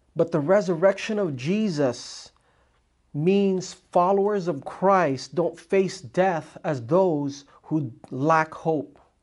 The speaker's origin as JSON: {"language": "English", "country": "Philippines", "said": "I am Filipino, I am like the most shamed Filipino"}